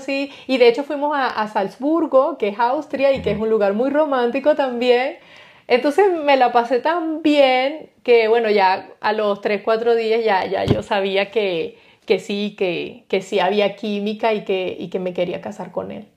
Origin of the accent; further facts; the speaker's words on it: Guanarito, Portuguesa, Venezuela; moved away as an adult; also born or lived in Spain; now in Germany; nosotros tuvimos una infancia en mi pueblito, Guanarito, una infancia bonita